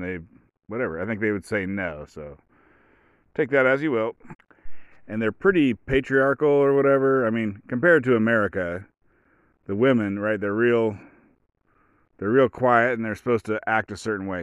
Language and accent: English; United States; I'm an American.